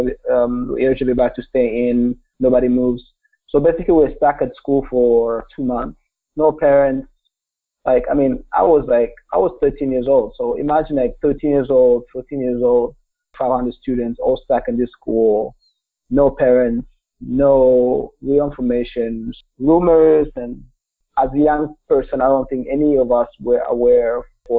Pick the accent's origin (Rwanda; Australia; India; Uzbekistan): Rwanda; Kigali; English is a second language; now in United States; I was born in Rwanda, just a small country in the center or east center part of the African continent. I grew up in Kigali, which is the capital